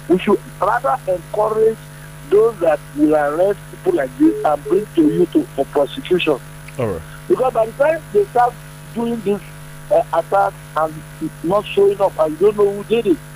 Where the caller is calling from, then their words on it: Songo, Nigeria; I'm calling from Songo.